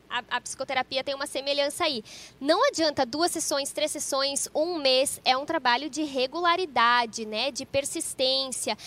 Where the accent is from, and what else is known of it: Cruz Alta, Rio Grande do Sul, Brazil